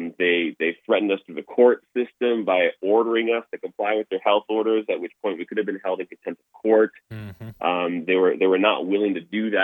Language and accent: English; Toronto, Ontario, Canada; now in Alberta, Canada; I grew up in Toronto, Ontario, and grew up in a non-Christian household